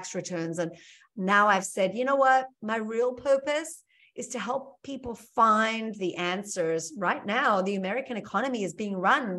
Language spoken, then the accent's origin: English; South Africa; moved away as an adult; now in United States; I'm originally from South Africa. I came here with nothing but a bag of dirty clothes 25 years ago.